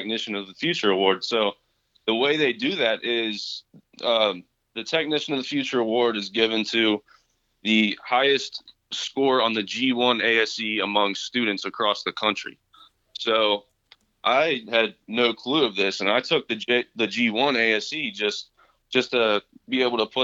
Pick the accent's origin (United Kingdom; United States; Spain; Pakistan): United States; Alexandria, Kentucky; also born or lived in Orlando, Florida; I'm from Alexandria, Kentucky